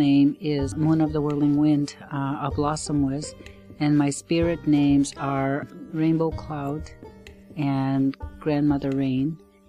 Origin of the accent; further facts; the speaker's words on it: Wolastoqey community, St. John River, New Brunswick, Canada; first language Wolastoqey (Maliseet); English is a second language; I was born into it. English is my second language. Actually, it's almost my third, because I grew up in a home where my grandfather, my maternal grandfather, is from Quebec. And so there was French spoken in our home, as well as Wolastoqe or Maliseet.